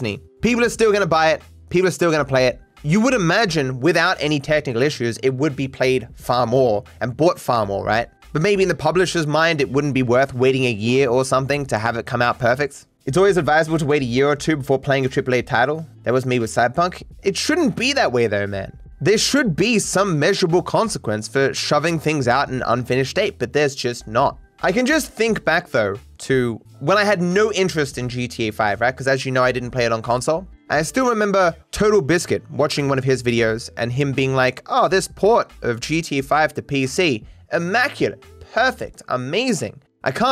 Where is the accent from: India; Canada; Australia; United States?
Australia; As an Australian